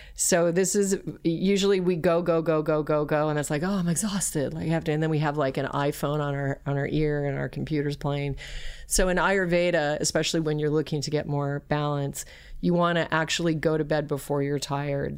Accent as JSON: {"language": "English", "region": "Alaska", "country": "United States", "tie": "born or raised there", "also_born_or_lived": "Colorado", "said": "I was raised in Alaska"}